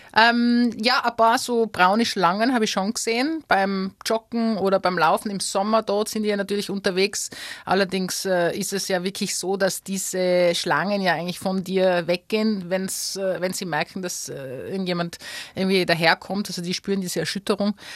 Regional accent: Tyrol, Austria; moved away as an adult; now in Australia; ich bin Tirolerin, ich bin die Österreicherin, ich bin Europäerin

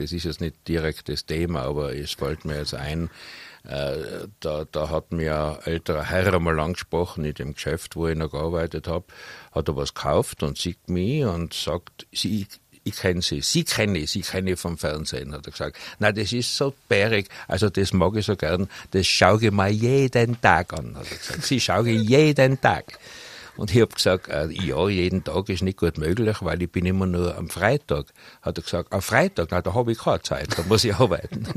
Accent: Innsbruck, Tyrol, Austria; also born or lived in Hötting, Innsbruck; ich bin in Bradl aufgewachsen

